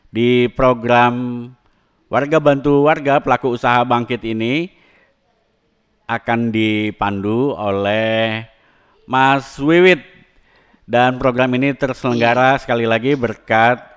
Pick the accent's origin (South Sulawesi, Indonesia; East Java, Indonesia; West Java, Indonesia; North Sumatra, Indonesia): East Java, Indonesia; Madiun; now in Jakarta, Indonesia; Saya perantau, saya asli Madiun.